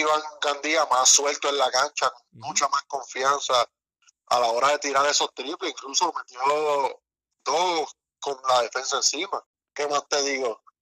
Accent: Dominican Republic; also born or lived in Puerto Rico; now in Florida, United States; yo nací en la República Dominicana. Este, viví en Puerto Rico 26 años.

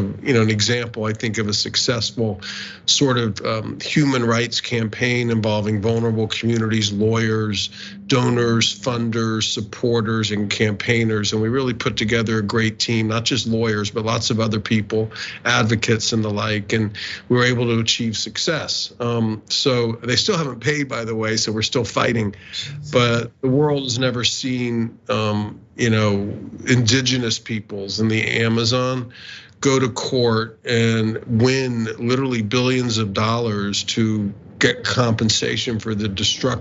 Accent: Northeast Florida, United States; I grew up in Northeast Florida

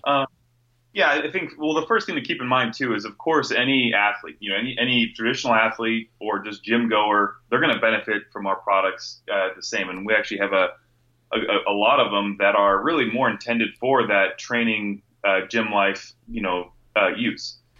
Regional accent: Northern California, United States; moved away as an adult; now in Phoenix, United States; I grew up, born and raised in Northern California

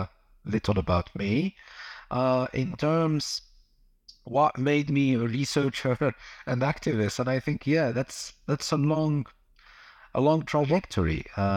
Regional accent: Algeria; now in Netherlands; I'm originally from Algeria, and I call myself a researcher and activist.

